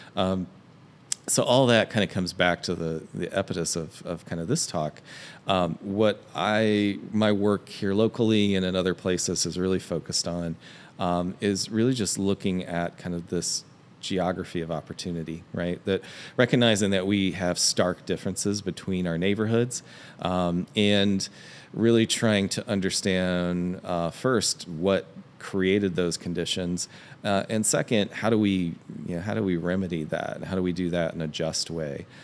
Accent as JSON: {"language": "English", "town": "Hamilton", "region": "Ohio", "country": "United States", "tie": "born or raised there", "said": "I grew up in Hamilton, Ohio, uh, which is in Southwest Ohio"}